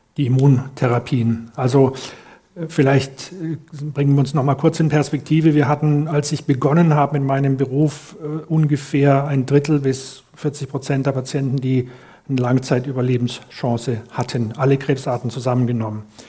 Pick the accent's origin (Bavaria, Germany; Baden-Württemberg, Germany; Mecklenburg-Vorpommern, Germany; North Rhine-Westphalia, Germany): North Rhine-Westphalia, Germany; Cologne; als Kölner